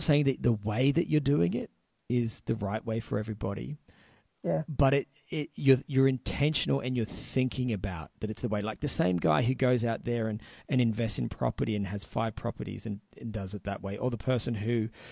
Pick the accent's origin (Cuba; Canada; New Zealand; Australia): Australia; Sydney, New South Wales; moved away; I was originally from Sydney